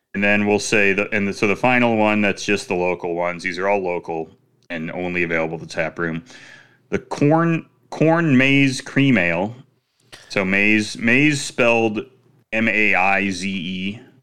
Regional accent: Chicago, Illinois, United States; moved away; I'm from Chicago.

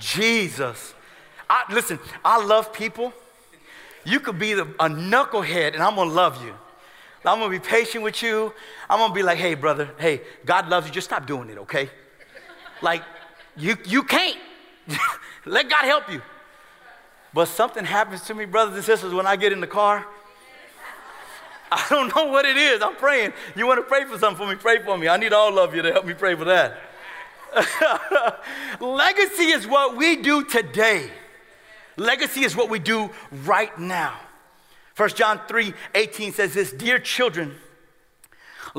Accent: United States; we as American Christians

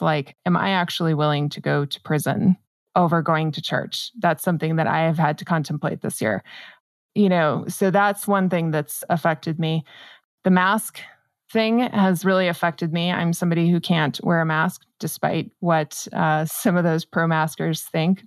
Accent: New Mexico, United States; I'm born and raised in New Mexico

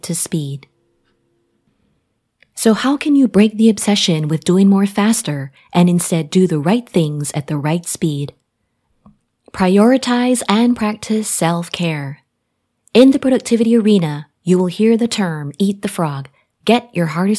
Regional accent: Jamaica; now in United States; I traveled back to my home country, Jamaica, a tropical island in the Caribbean. This is where I was born and grew up

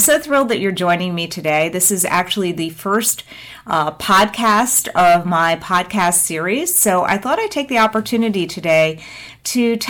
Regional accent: New Jersey, United States; now in South Florida, United States; I was born in New Jersey and grew up in New Jersey.

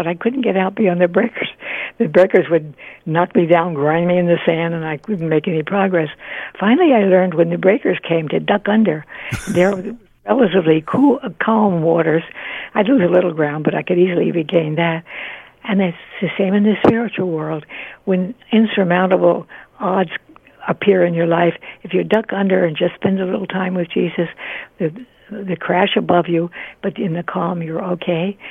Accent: New Jersey, United States; also born or lived in Delaware / Tennessee; up we went to New Jersey, and I was safely brought into this world.

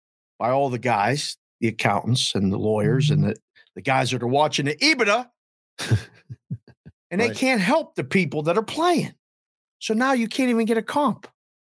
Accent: Pittsburgh, Pennsylvania, United States; I'm a guy from Pittsburgh, but I don't live and breathe it.

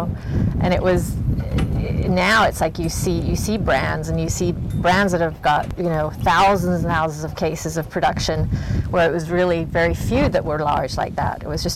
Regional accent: England, United Kingdom; also born or lived in California; now in Oregon, United States; I grew up in England

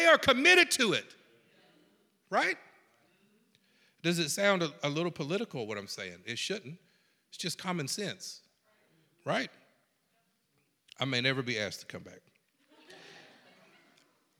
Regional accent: South Georgia, United States; I'm from South Georgia

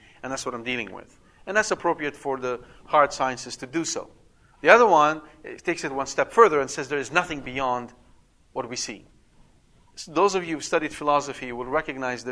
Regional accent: Canada; I'm Canadian. Yes, a Canadian.

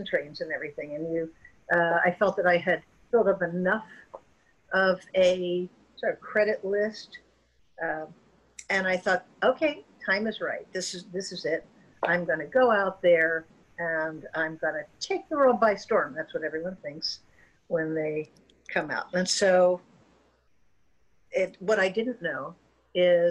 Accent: Florida, United States; moved away; I was raised in Florida, which is a great place to grow up

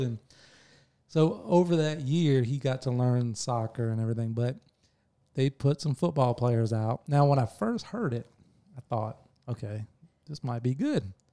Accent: Bartow, Florida, United States; I grew up in Bartow in the nineties, early nineties

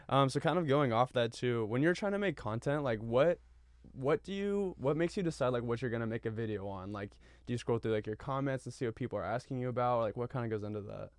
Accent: Northern California, United States; I'm from NorCal

